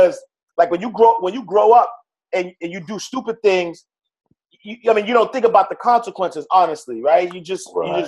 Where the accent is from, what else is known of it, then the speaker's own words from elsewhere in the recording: New York City, New York, United States; I'm a kid from New York City, Harlem. Grew up in the St. Nicholas houses